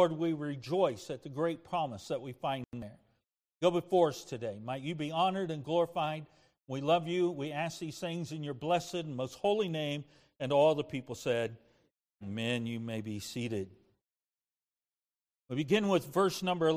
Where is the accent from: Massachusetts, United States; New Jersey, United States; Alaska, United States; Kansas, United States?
Kansas, United States; De Soto; I grew up in DeSoto, Kansas